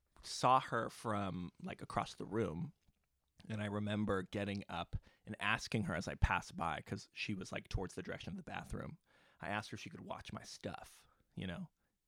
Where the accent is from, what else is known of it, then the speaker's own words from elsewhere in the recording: California, United States; now in Bay Area, United States; Yeah, I'm from San Diego County originally. Grew up down south, moved up to the Bay Area in the last 4.5 years for graduate school.